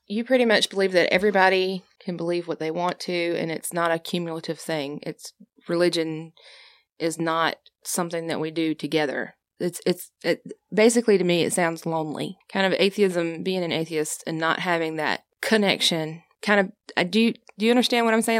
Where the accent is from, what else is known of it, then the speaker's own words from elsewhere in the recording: the South, United States; I was raised in the South